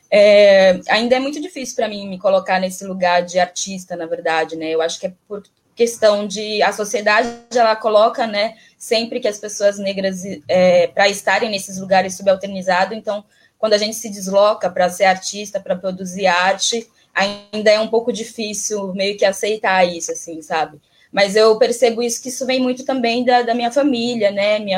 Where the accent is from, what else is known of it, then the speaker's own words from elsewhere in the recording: Bahia, Brazil; moved away; E, e aí quando eu me desloco, eu sou baiana, né? Quando eu me desloco da, do, da Bahia para o Sudeste e tudo mais